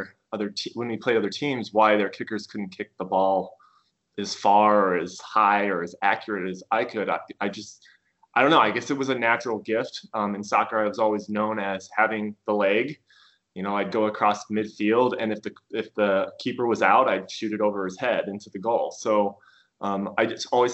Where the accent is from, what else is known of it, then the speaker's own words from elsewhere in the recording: Pierce, Nebraska, United States; growing up in Pierce, Nebraska, a small farm community